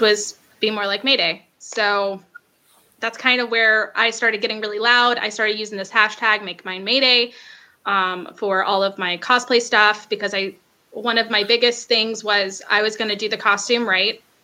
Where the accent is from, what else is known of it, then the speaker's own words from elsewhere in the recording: Macon, Georgia, United States; also born or lived in Atlanta; I'm from Macon